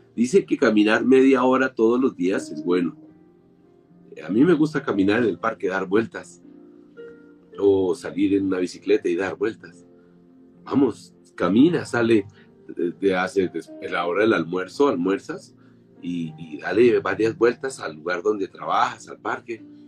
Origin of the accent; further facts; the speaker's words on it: Colombia; soy ciudadano colombiano